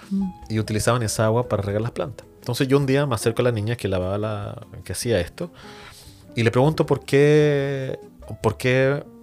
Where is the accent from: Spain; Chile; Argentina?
Chile; como buen chileno se dice, no nos peguemos en el cachofazo